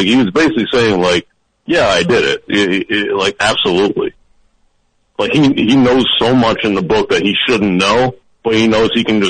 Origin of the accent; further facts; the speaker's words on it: South Florida, United States; growing up in South Florida